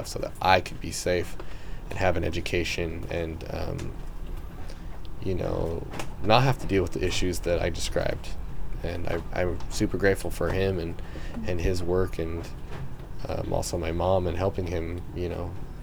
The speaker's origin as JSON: {"language": "English", "town": "Salt Lake City", "region": "Utah", "country": "United States", "said": "I'm from Utah, and my tribe isn't necessarily predominantly from northern Utah, which is where I'm from, Salt Lake City"}